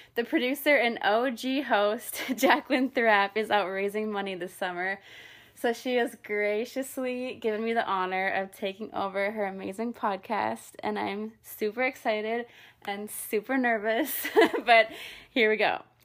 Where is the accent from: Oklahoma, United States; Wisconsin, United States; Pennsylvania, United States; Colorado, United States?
Wisconsin, United States; also born or lived in New York; now in Nashville, United States; I grew up in Wisconsin